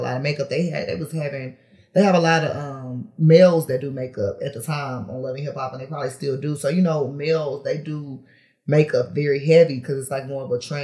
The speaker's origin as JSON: {"language": "English", "town": "Houston", "region": "Texas", "country": "United States", "tie": "born or raised there", "said": "I'm from Houston, but I'm from the north side of Houston."}